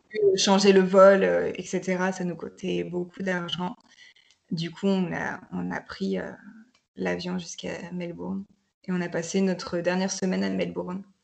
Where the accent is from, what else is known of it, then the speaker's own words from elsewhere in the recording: Bordeaux, Nouvelle-Aquitaine, France; now in Spain; j'ai 28 ans, je suis originaire de Bordeaux et euh, je suis actuellement en Espagne